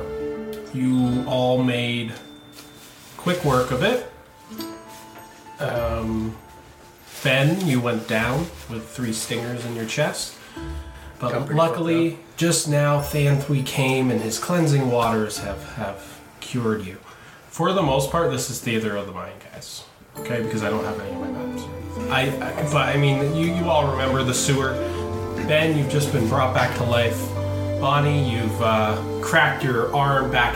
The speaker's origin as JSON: {"language": "English", "country": "Canada", "also_born_or_lived": "Ontario", "said": "we are Canadian"}